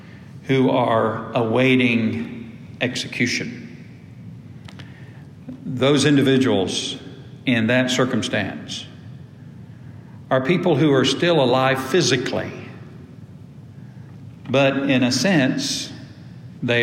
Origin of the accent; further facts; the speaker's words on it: United States; also born or lived in Ashburn, Georgia; when I was growing up in Antioch Baptist Church, little old whippersnapper in the Paytonville community